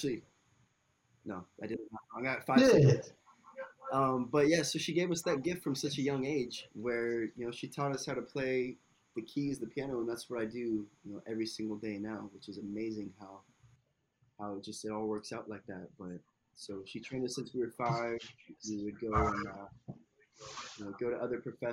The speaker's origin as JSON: {"language": "English", "town": "Tampa", "region": "Florida", "country": "United States", "tie": "born or raised there", "said": "I'm from Tampa, Florida, originally. A little island off of downtown called Davis Island. It was just a paradise to grow up"}